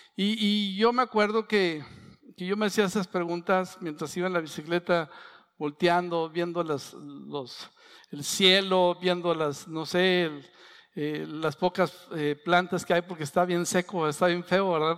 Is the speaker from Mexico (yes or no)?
yes; San Pedro, Coahuila, Mexico; soy de San Pedro, de las colonias, iba a Chávez, a Francisco y Madero, son 30 kilómetros